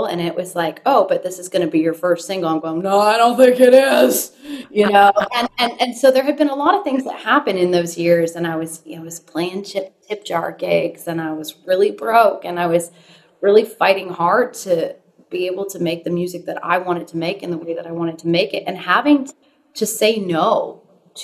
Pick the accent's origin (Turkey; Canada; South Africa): Canada; Stratford, Ontario; moved away as an adult; now in Nashville, United States; I did just do a really big show up in my hometown in Stratford